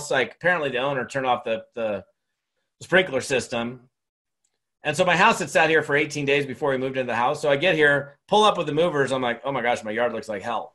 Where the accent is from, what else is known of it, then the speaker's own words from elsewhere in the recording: Seattle, Washington, United States; moved away as an adult; also born or lived in Long Beach, California / Monterey, California / Scottsdale, Arizona; now in Bend, United States; I grew up in Seattle, Washington for 17 years